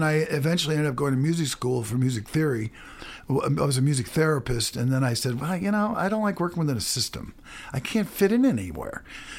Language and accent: English; St. Louis, Missouri, United States; moved away as an adult; now in Columbia, United States; I grew up in St. Louis.